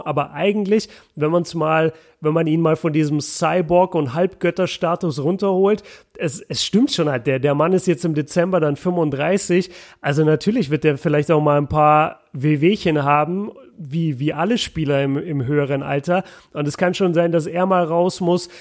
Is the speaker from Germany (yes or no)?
yes; Nuremberg, Bavaria, Germany; bei uns in Nürnberg sagt man kupft wie Duft.